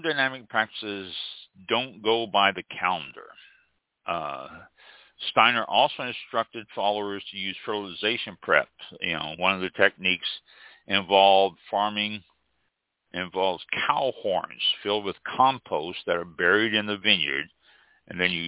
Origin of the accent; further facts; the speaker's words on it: Kansas City, Missouri, United States; Kansas City, Missouri, which is my hometown